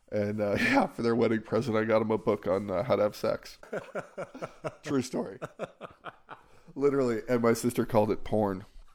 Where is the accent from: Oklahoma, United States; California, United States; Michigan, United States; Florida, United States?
California, United States; also born or lived in Provo, Utah; I was born in Provo, Utah. My parents had already moved back to California.